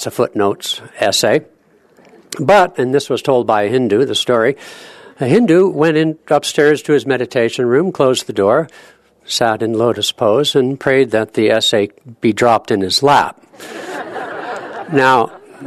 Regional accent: California, United States; now in Seattle, United States; I'm from California originally

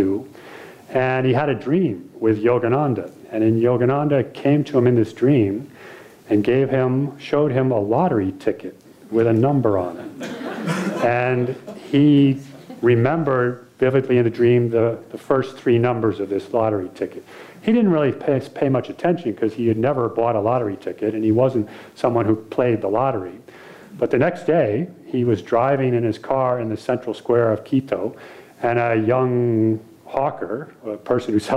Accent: United States; being American

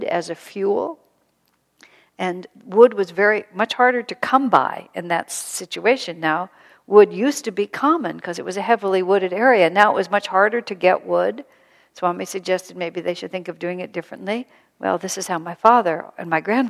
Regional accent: United States; also born or lived in El Paso, Texas; And I grew up in America.

